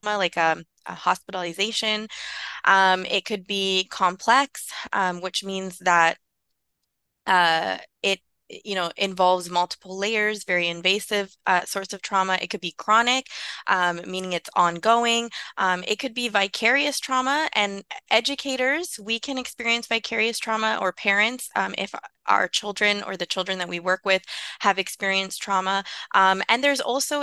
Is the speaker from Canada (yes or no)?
yes; Vancouver, British Columbia, Canada; I grew up in East Vancouver